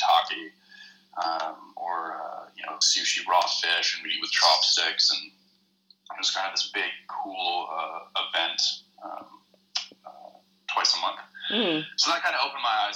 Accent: Squamish, British Columbia, Canada; moved away as an adult; also born or lived in Vancouver; now in Christchurch, New Zealand; my hometown, Squamish

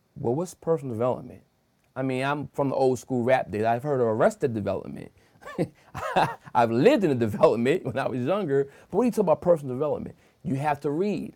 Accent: Wilmington, Delaware, United States; I'm born and raised in Wilmington, Delaware

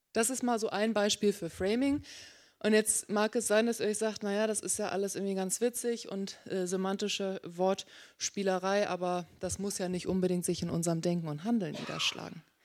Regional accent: Hamburg, Germany; moved away as an adult; now in Berkeley, United States; gebürtige Hamburgerin

